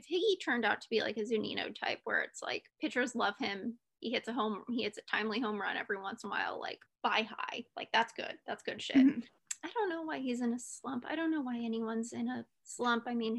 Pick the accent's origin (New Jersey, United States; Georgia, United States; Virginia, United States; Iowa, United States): Iowa, United States; now in Brooklyn, United States; So I'm from Iowa.